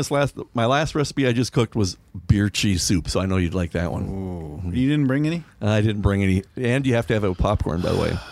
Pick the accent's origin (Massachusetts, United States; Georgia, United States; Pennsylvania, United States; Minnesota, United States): Minnesota, United States; Milaca; I, I grew up, uh, my hometown is Milaca, and we used to go down to the Rum River after we got done with ball practice or a ball game.